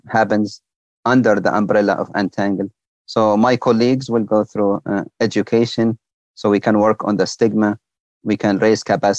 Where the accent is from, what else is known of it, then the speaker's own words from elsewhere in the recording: Libya; now in United States; my home country, Libya.